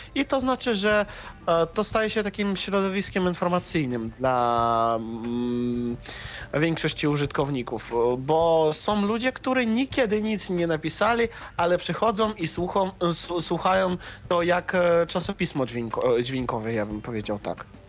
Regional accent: Russia; Ja jestem z Rosji

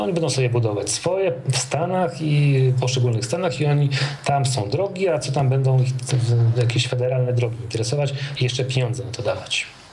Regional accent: Poland

